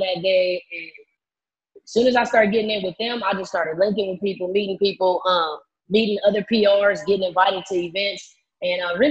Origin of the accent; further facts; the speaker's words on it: San Bernardino, California, United States; I am from the Inland Empire, San Bernardino, California